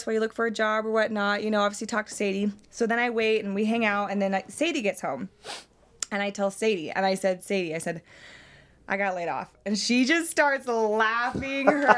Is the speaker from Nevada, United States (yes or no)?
yes; Las Vegas, Nevada, United States; moved away as an adult; now in Utah, United States; Born and raised in Las Vegas, moved to Utah about 8 years ago